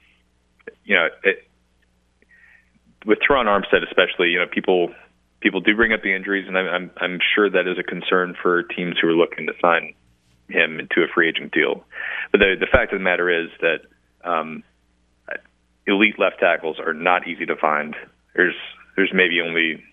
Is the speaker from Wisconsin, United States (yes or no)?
yes; Wisconsin, United States; I'm from Wisconsin